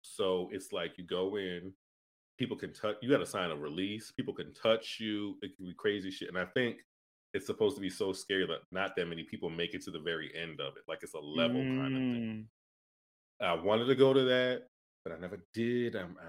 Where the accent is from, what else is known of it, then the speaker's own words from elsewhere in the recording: Northeast, United States; Yeah, I'm from the Northeast.